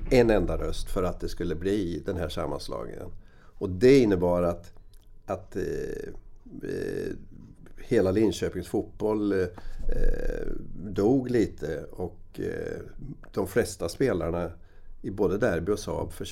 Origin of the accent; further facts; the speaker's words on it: Rimforsa, Östergötland, Sweden; Varför ska jag spela i ett B-lag när jag kan spela hemma i Rimforsa?